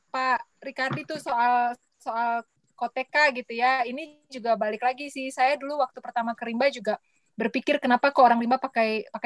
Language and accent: Indonesian; Jakarta, Indonesia; Aku lahir besar di Jakarta, Mas.